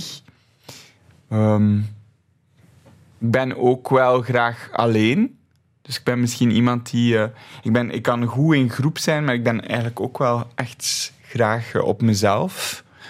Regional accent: Flemish countryside, Flanders, Belgium; Ik ben opgegroeid op het Vlaamse platteland.

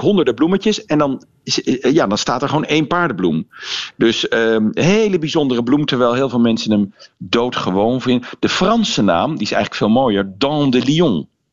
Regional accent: North Brabant, Netherlands; bij ons in Brabant

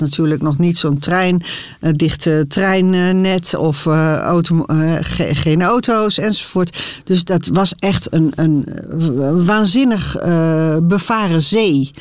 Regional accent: Harderwijk, Gelderland, Netherlands; ik kom zelf ook uit Harderwijk

